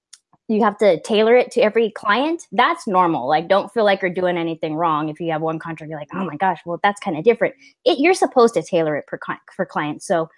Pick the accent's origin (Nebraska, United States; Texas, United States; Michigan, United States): Texas, United States; also born or lived in California; See, and I'm from Texas and California, so I can kind of get where both of y'all are coming from.